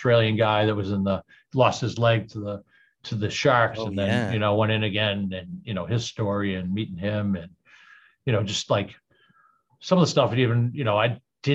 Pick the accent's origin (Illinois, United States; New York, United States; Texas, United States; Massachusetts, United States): Massachusetts, United States; Boston